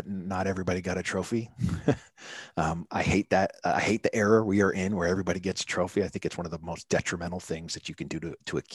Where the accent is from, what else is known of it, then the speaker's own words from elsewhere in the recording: New Hampshire, United States; moved away as an adult; also born or lived in Florida; I was born and raised in New Hampshire, so it's a little different up Northeast.